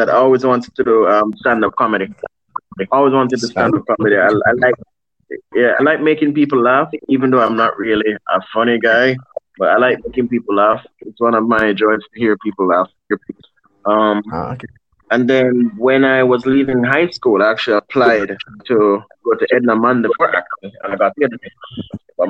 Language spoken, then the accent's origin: English; Jamaica; I'm Caribbean based. I'm a Jamaican, born and bred.